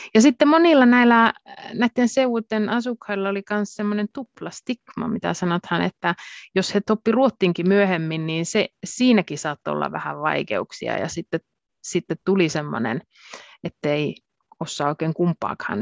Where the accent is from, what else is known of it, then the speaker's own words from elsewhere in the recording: Finnish side of the Torne Valley, Lapland, Finland; accent: Torne Valley dialect; Finnish is a second language; minun oma kotimurrehan on sitä Suomen puolen Tornionlaakson murretta, kun olen sieltä lähtöisin